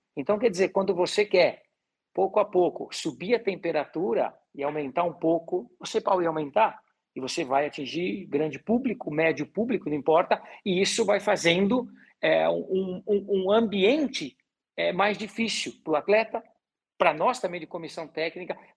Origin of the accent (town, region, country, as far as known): Gaúcho, Rio Grande do Sul, Brazil